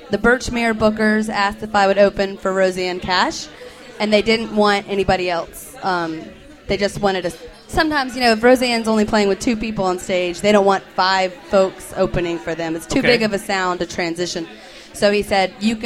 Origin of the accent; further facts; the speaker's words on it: Atlanta, Georgia, United States; I grew up in Atlanta.